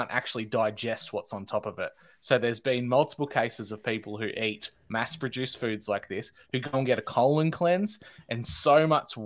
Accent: Australia; I'm an Australian

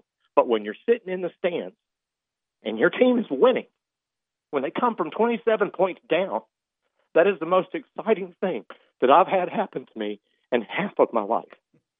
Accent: Jacksonville, Florida, United States; I'm from Jacksonville. It's my home.

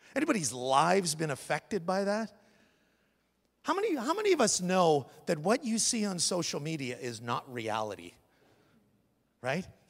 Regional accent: Canada; now in United States; I'm a Canadian

